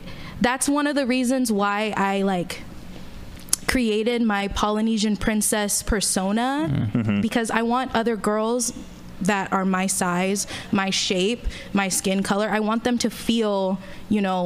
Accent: Fremont, California, United States; moved away as an adult; also born or lived in Central Valley, California / San Francisco; now in Oakland, United States; I was born in the Central Valley. But I moved to Fremont when I was in like fourth grade. And then I stayed in Fremont, and then after Fremont, moved to San Francisco for college.

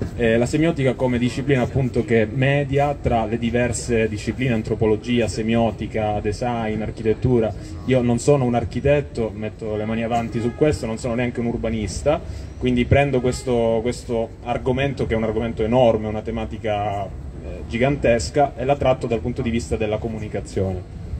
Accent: Calabria, Italy; in quanto calabresi, in quanto, eh, persone che vivono nel sud Italia.

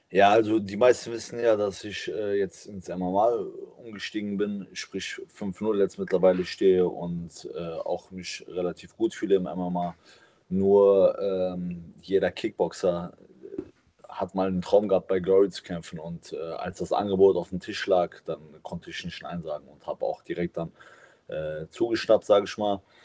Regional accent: Cologne, North Rhine-Westphalia, Germany; meiner Heimatstadt Köln

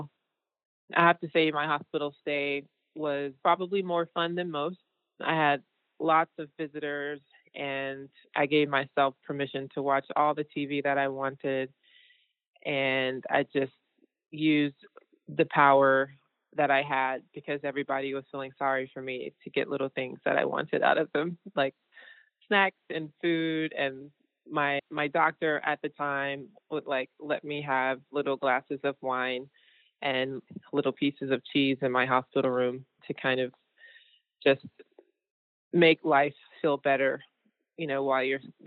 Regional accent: Georgia, United States; I am a painter from Georgia

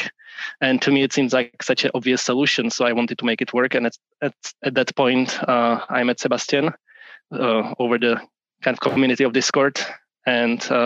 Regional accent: Prague, Czechia; moved away as an adult; also born or lived in upstate New York, United States; now in Portland, United States; I'm originally from Prague, from Czech Republic, even though I now live on the west coast of the US in Portland

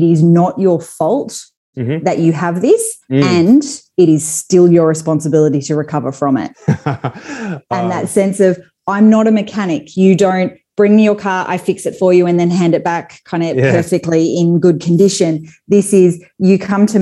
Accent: Perth, Western Australia, Australia; moved away as an adult; now in Sydney, Australia; I'm originally from Perth, so I live in Sydney now.

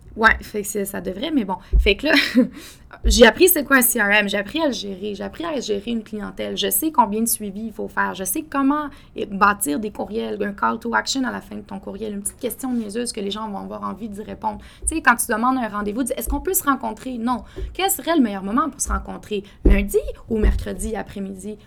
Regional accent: Quebec City, Quebec, Canada; moved away as an adult; also born or lived in Toronto; now in Montreal, Canada; j'ai grandi, euh, grandi à Québec avec mes parents

